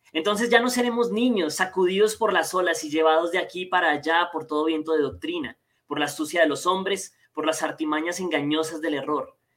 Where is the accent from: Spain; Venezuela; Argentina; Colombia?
Colombia; soy colombiano, estoy desde Colombia